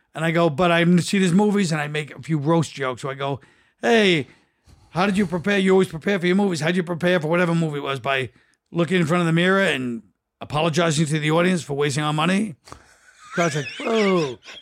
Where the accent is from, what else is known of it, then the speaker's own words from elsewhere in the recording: New York, United States; because I'm from New York.